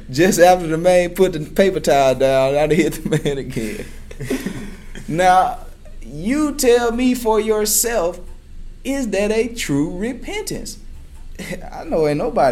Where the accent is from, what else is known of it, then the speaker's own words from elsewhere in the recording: Chula, Mississippi, United States; growing up in a small town of Chula, Mississippi